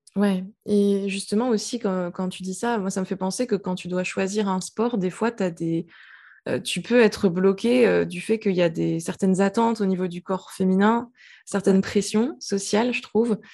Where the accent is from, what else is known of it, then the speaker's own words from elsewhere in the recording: French Guiana; moved away; j'habitais dans un pays chaud quand j'étais petite, j'habitais en Guyane.